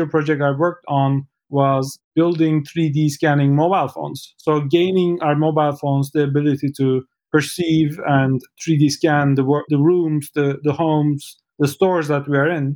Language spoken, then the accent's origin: English; Istanbul, Turkey; moved away; I'm from Istanbul, Turkey